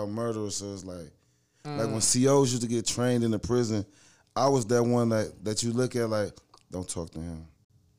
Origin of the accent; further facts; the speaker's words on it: Miles, Ohio, United States; I'm from Miles